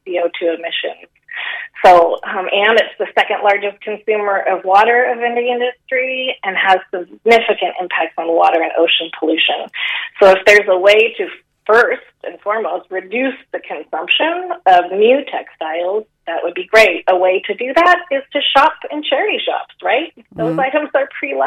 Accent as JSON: {"language": "English", "town": "San Francisco", "region": "California", "country": "United States", "accent": "American", "moved": "as an adult", "lives_now": "Galway, Ireland", "said": "I'm from San Francisco"}